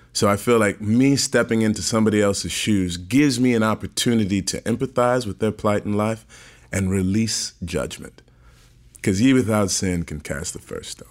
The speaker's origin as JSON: {"language": "English", "town": "St. Louis", "region": "Missouri", "country": "United States", "tie": "born or raised there", "said": "Born and raised in Saint Louis, Missouri"}